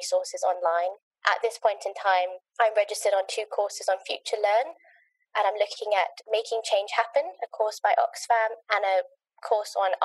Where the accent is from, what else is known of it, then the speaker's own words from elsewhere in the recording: Kenya; also born or lived in Nottingham; now in London, United Kingdom; I was born and brought up in Kenya